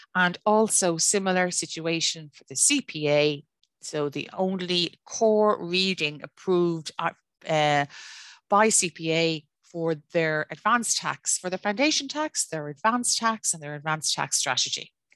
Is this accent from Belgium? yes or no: no; Ireland; I am Irish domicile, I'm Irish resident, I'm Irish ordinary resident